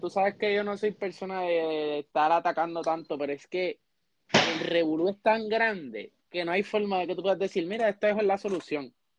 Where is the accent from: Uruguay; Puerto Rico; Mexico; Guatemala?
Puerto Rico